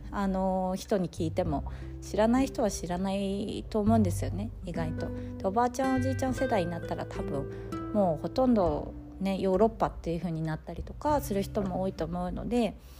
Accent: Fukui, Japan; moved away as an adult; now in Sweden; 日本でも福井県っていうところ出身なんですけど

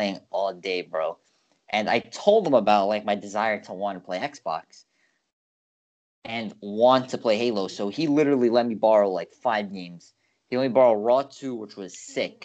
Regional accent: New York City, New York, United States; growing up in New York, because I'm in New York, you really, especially from the borough we're in, is quite a unique upbringing

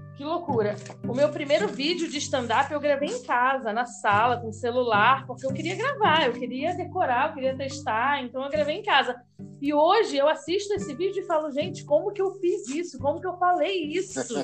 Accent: Rio de Janeiro, Brazil; accent: carioca; moved away as an adult; now in Americana, Brazil; Morei lá 27 anos, então acho que nem perco, né? O sotaque

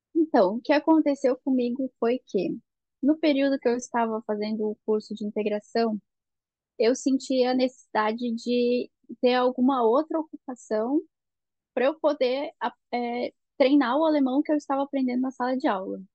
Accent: Blumenau, Santa Catarina, Brazil; moved away as an adult; now in Germany; a gente é de Blumenau, em Santa Catarina

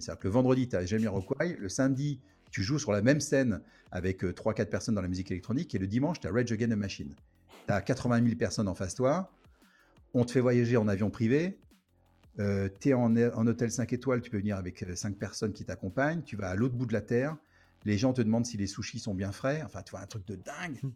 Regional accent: France; now in Los Angeles, United States; je suis français

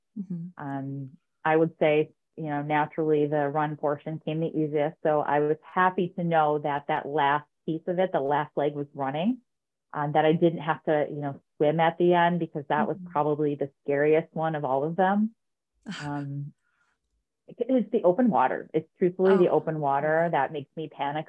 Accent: Utica, New York, United States; I grew up in Utica, New York

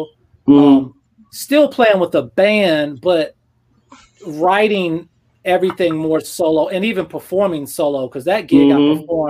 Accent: Georgia, United States; also born or lived in Germany / Panama / District of Columbia, United States; Yeah, I'm technically from Georgia, but we moved around when I was younger, you know, like Panama and DC and stuff like that.

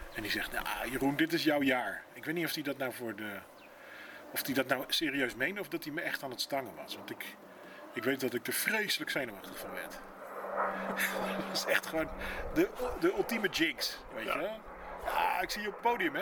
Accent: Rotterdam, South Holland, Netherlands; Ik ben een Rotterdammer natuurlijk

